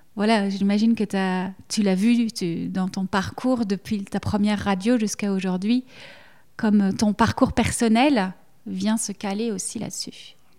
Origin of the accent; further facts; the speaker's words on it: Belgium; accent: Belgian; que ce soit l'accent, le mien on l'entend, je suis belge, voilà, je ne peux pas le cacher